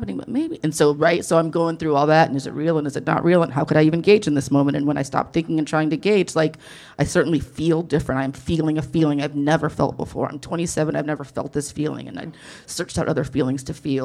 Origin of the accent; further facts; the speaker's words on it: the Bible Belt / the South, United States; I was raised in the Bible Belt